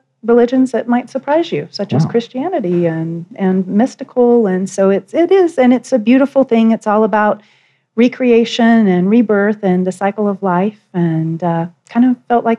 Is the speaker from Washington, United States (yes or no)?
no; Wilmington, North Carolina, United States; now in Denver, United States; I'm from Wilmington, North Carolina, sure. Which is the southern eastern tip, aka Hurricane Central.